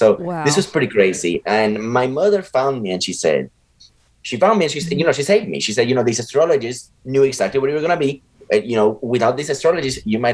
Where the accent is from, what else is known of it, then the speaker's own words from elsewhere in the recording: Puerto Rico; when I was very young, you know, I was growing up in Puerto Rico